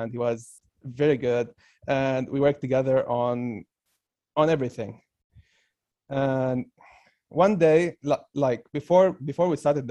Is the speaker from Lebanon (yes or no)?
yes; Beirut, Beirut Governorate, Lebanon; from Beirut